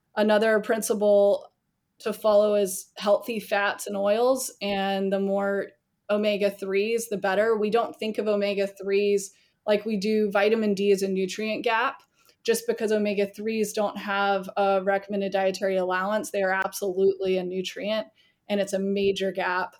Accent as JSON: {"language": "English", "region": "the South", "country": "United States", "tie": "born or raised there", "lives_now": "Charleston, South Carolina, United States", "said": "I'm born and raised in the South"}